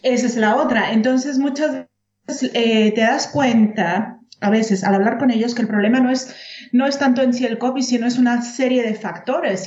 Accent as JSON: {"language": "Spanish", "country": "Mexico", "moved": "as an adult", "lives_now": "Germany", "said": "yo soy mexicana Claro. Y ya tengo viviendo 16 años aquí en Alemania"}